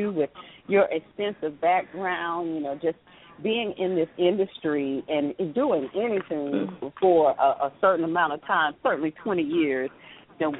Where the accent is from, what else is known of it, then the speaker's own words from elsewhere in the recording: the South, United States; accent: southern drawl; my southern drawl